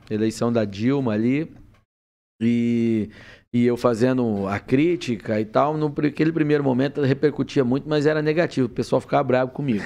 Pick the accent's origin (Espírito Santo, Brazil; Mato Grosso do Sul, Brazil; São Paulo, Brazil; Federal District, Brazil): São Paulo, Brazil; Presidente Venceslau; moved away; also born or lived in Curitiba; Eu saí, nasci no, em Presidente Venceslau, morei ali no Oeste tá. Paulista e tal. Depois eu fui para Curitiba para estudar jornalismo